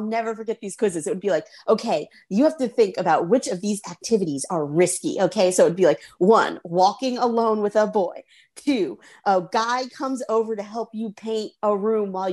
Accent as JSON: {"language": "English", "town": "Charlotte", "region": "North Carolina", "country": "United States", "said": "So I am from Charlotte, North Carolina"}